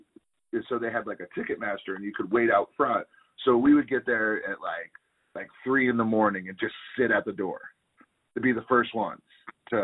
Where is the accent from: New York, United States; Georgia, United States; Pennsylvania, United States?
New York, United States; I'm from New York